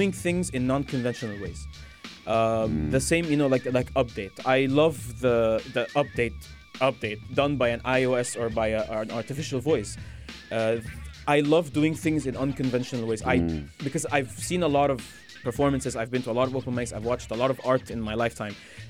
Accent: Egypt; I am an Egyptian. A 7,000-year-old civilization

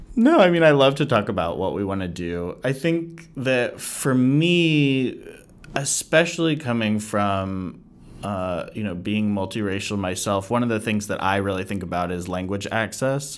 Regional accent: United States; being an American

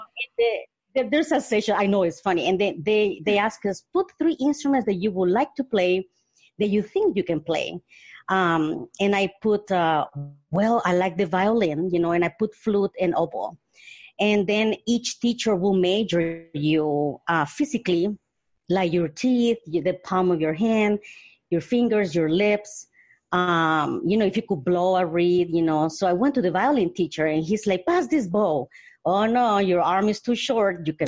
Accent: Honduras; moved away; also born or lived in Mississippi / Colorado; I was born in Honduras in Central America

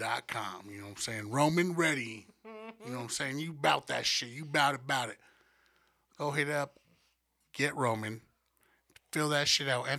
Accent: United States; I'm from America

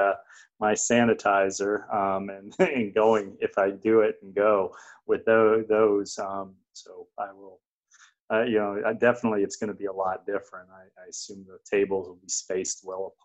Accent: Greenville, United States; Greenville, which is my hometown

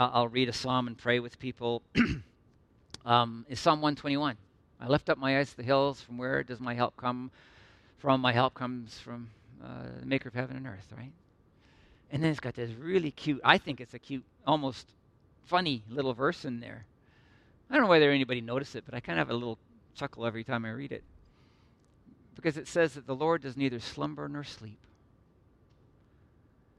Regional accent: Midland, Ontario, Canada; also born or lived in Northern Ireland / Toronto; I grew up in Midland and you know, went off to university

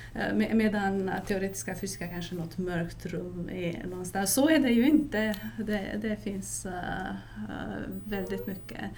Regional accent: Transylvania, Romania; now in Sweden; Transylvanien som jag kommer ifrån

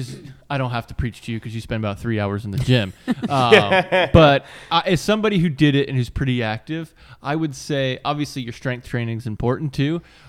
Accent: Virginia, United States; now in Florida, United States; growing up in Virginia

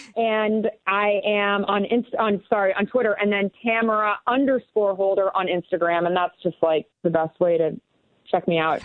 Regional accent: La Junta, Colorado, United States; also born or lived in Rocky Ford, Colorado; in the middle of nowhere in southeastern Colorado, in La Junta, Colorado

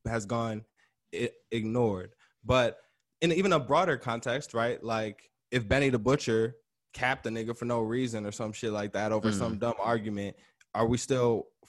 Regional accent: Chicago, Illinois, United States; as a Chicagoan, bro, as a Southsider

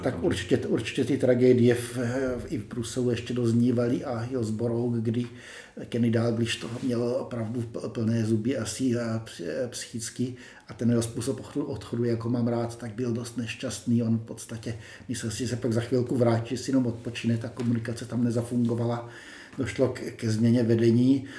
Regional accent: Czechia; jako Češi

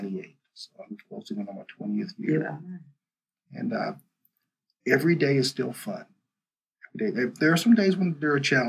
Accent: Kentucky, United States; moved away as an adult; now in Lincoln, United States; I grew up in Kentucky.

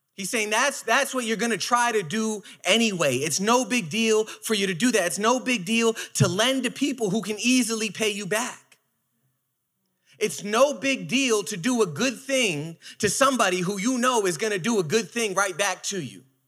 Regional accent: New York City, New York, United States; I am from Brooklyn

